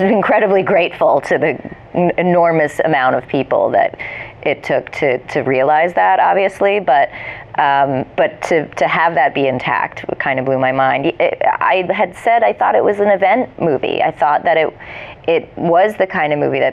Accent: New Jersey, United States; moved away as an adult; also born or lived in New York; I grew up in New Jersey

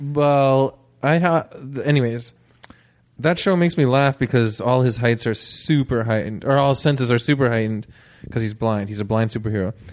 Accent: Canada

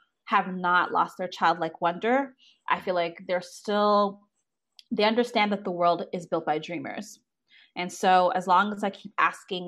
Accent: Toronto, Ontario, Canada; I was born and raised in Toronto, Canada, traditional two-parent household

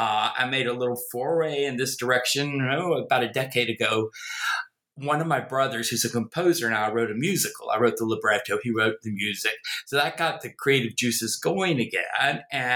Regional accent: North Carolina, United States; accent: Southern; also born or lived in Virginia; Obviously, you can tell from my accent, I am a Southerner, born in the American South, in Virginia, grew up in North Carolina. Try as I may, I've never been able to get rid of the accent.

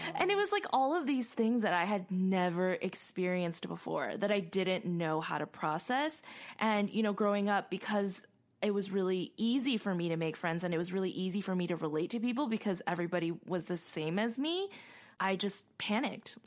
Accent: Arcadia, California, United States; I grew up in Arcadia

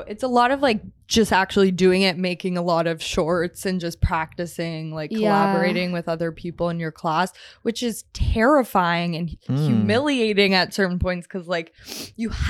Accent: Los Angeles, California, United States; I used to have like a really intense uptone and like when I talked, because I grew up

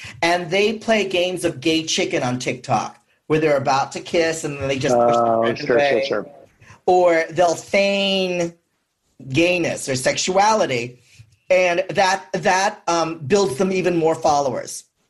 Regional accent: San Francisco, California, United States; I'm from San Francisco.

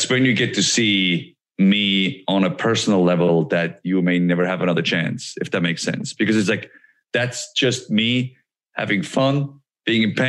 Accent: Switzerland; moved away; I'm a kid from Switzerland that wanted to be a pro wrestler. And like wrestling is not big in Switzerland

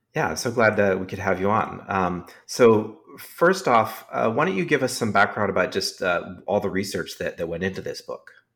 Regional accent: Silicon Valley, California, United States; I grew up in Silicon Valley, um, also, and s, and my parents both worked in the industry

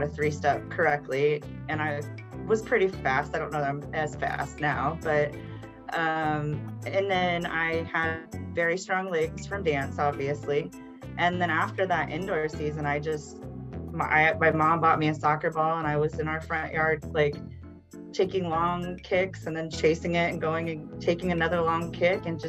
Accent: Hannibal, Missouri, United States; this kid from the Midwest, a small town. I'm from Hannibal, which is right across the river

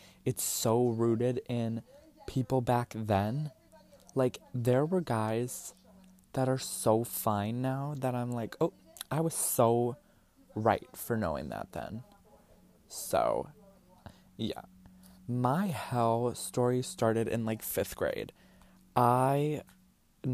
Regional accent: University Heights, Ohio, United States; moved away; We grew up in University Heights on Saybrook Road, 2487 Saybrook Road

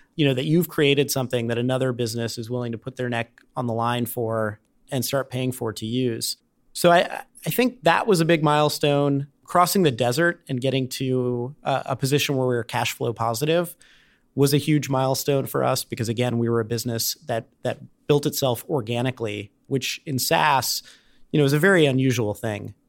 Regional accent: Cincinnati, Ohio, United States; moved away as an adult; also born or lived in Durham, North Carolina; I grew up in Cincinnati

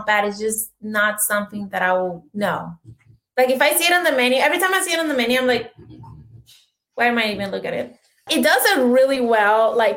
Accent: Sonora, Mexico; now in United States; I grew up in Sonora, it's north of Mexico

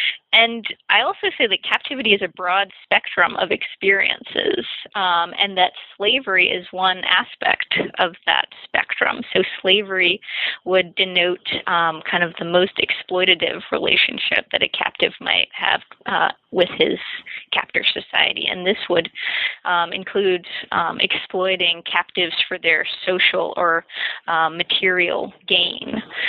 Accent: Macon, Georgia, United States; I grew up in Macon, Georgia, which is it's right in central Georgia

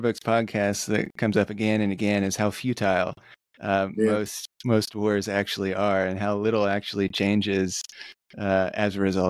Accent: United States; as an American, not having grown up in like a place that was, you know, that goes back into like medieval European history

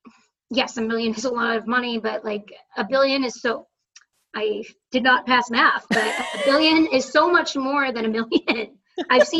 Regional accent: Boston, Massachusetts, United States; I'm just from Boston

